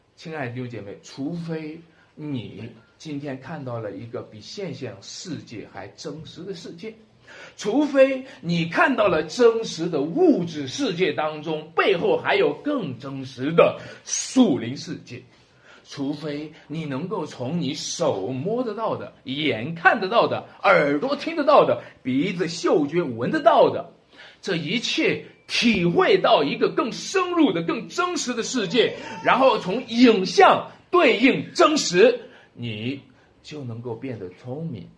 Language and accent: Chinese; China; 我们中国人